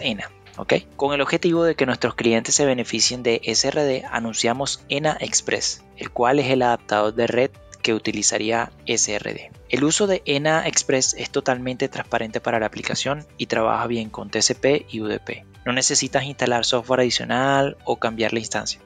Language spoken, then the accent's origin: Spanish; Venezuela; moved away as an adult; also born or lived in Panama / Costa Rica / Qatar / Colombia; now in Chile; soy venezolano, residiendo en Chile desde el 2016.